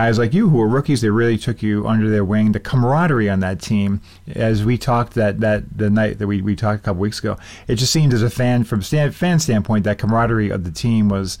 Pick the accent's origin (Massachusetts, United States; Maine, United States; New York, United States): Massachusetts, United States; Boston; as a kid growing up in Boston, in the Boston area